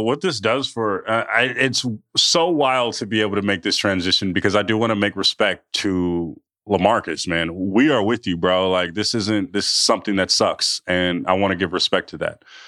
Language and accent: English; California, United States; I'm from California